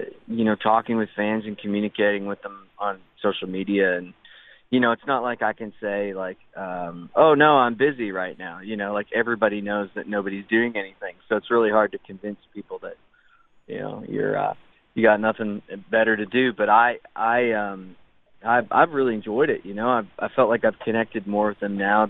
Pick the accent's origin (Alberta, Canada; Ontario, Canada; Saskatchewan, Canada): Alberta, Canada; Spirit River; growing up in Spirit River, Alberta